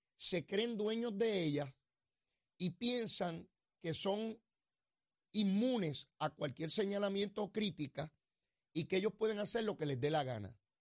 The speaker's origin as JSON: {"language": "Spanish", "country": "Puerto Rico", "said": "¿Por qué habrían de dejar de ser puertorriqueños los que vivimos aquí bajo la estadidad?"}